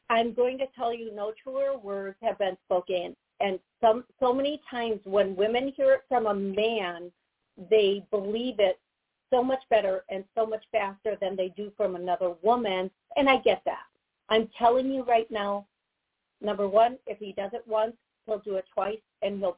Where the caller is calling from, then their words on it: Florida, United States; I'm calling from Florida.